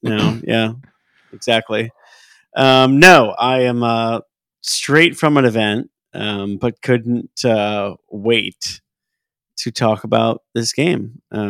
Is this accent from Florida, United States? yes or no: yes; South Florida, United States; also born or lived in Glen Cove, New York; I grew up in South Florida